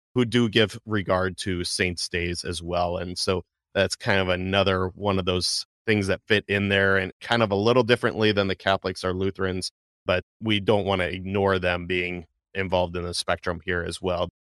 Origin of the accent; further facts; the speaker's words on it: United States; as American Christians